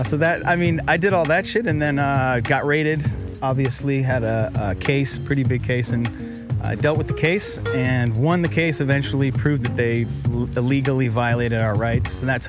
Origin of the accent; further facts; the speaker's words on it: Boston, Massachusetts, United States; moved away as an adult; now in California, United States; Yeah, from Boston.